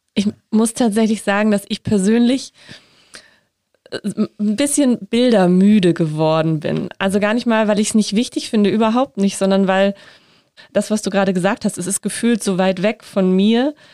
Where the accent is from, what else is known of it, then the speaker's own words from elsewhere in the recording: Northern Germany, Germany; ich komme aus Norddeutschland